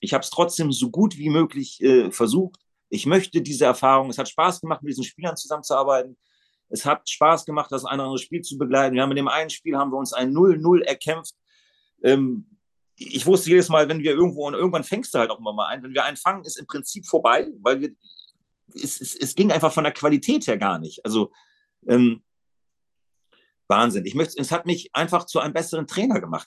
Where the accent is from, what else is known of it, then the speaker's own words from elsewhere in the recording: Bremen, Germany; Das ist meine Heimatstadt